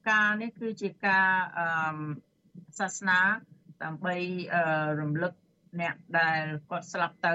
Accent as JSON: {"language": "Khmer", "country": "Cambodia", "moved": "yes", "lives_now": "United States"}